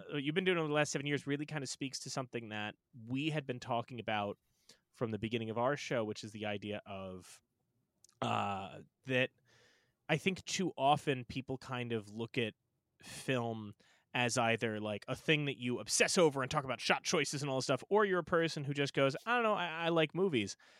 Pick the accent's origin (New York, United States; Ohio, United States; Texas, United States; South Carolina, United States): New York, United States; Long Island; Tom and I are, are from Long Island, right? We're from suburban Long Island.